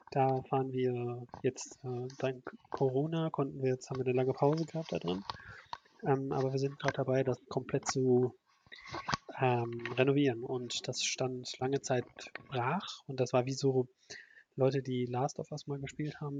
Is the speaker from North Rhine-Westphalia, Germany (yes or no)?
yes; Oberhausen, North Rhine-Westphalia, Germany; also für Ruhrgebietsverhältnisse, ich komme ja aus Oberhausen, da gibt es fünf Autobahnen in Oberhausen.